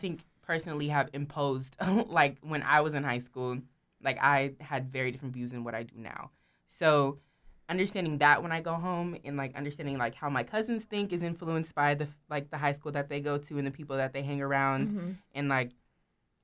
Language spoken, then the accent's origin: English; Stockton, California, United States; moved away; I'm from Stockton